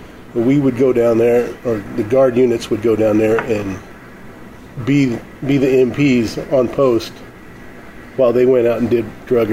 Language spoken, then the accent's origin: English; Mexico; Well, I grew up in Mexico. I spent 8 years in Mexico as a missionary kid.